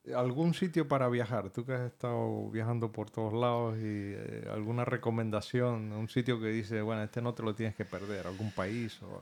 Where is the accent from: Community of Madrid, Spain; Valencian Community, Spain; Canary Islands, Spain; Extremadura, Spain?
Canary Islands, Spain; Gran Canaria; yo soy del Gran Canaria también